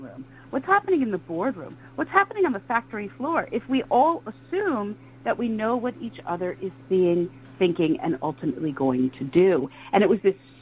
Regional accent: New York City, New York, United States; retired NYPD officers, my hometown guys and women

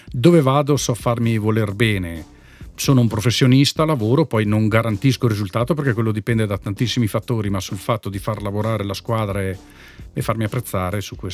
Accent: Trentino-Alto Adige, Italy; No, beh, io sono chiaramente legato al Fassa perché sono cresciuto nel Fassa

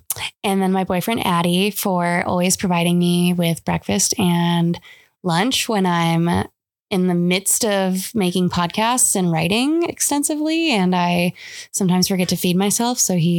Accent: Michigan, United States; moved away; Growing up in Michigan.

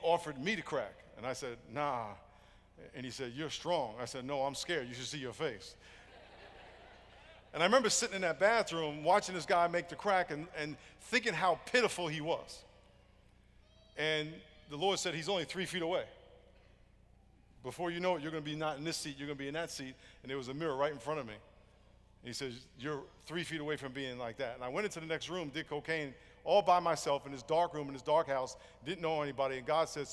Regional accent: New York, United States; I grew up in New York, had a dream to play in the NFL.

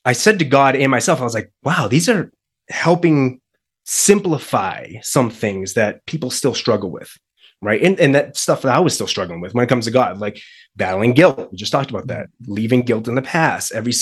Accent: Boston, Massachusetts, United States; moved away as an adult; now in Colorado, United States; the move from Massachusetts to now Colorado. We're actually from Boston

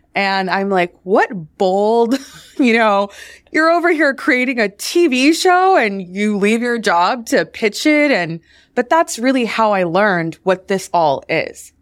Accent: Washington, District of Columbia, United States; I grew up in Washington, D.C.

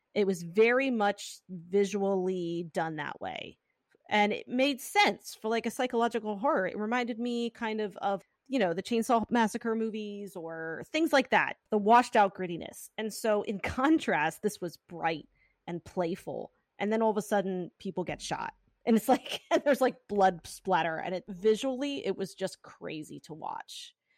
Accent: Pennsylvania, United States; accent: Pennsylvania; my Pennsylvania accent

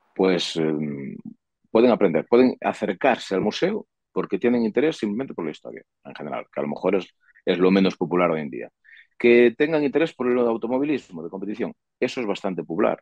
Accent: Sarria, Galicia, Spain

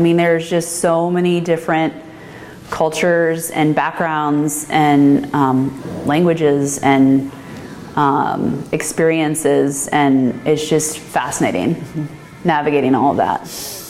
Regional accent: Midwest, United States; I'm from the Midwest, and it's just family farm.

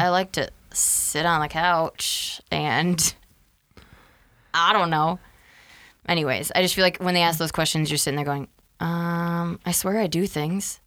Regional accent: Freeport, Illinois, United States; also born or lived in Wisconsin; I was born in Wisconsin. We'll start all the way back there. And we moved to where we live now in Freeport, Illinois, when I was five

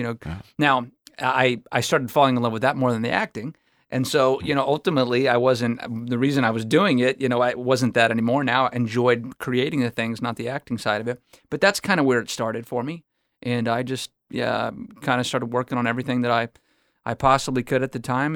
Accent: Houston, Texas, United States; grew up here in Houston. yeah, I grew up in the Heights

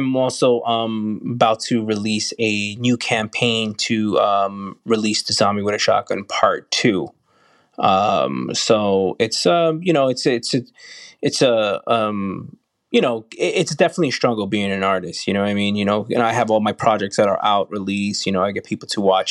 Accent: New York, United States; being a New Yorker

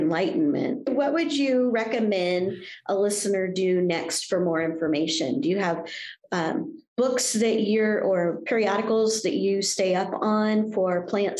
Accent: Indiana, United States; I grew up in Indiana, so of course farms were everywhere

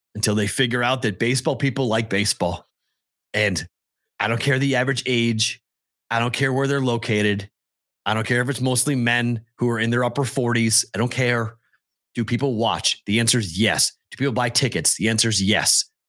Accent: Massachusetts, United States; We're from Massachusetts.

